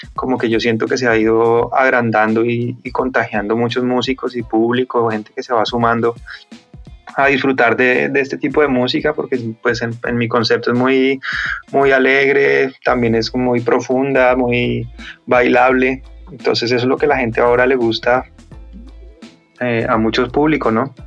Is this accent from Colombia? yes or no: yes; Colombia; now in Madrid, Spain; Somos tres colombianos